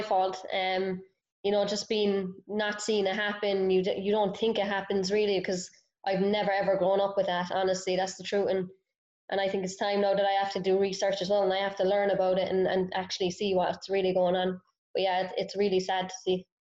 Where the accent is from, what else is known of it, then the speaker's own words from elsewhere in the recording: Cork, Munster, Ireland; moved away as an adult; now in Raleigh, United States; I grew up in Cork, small town